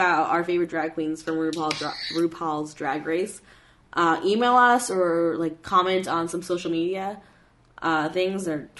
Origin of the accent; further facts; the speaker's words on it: Canada; I'm from Canada.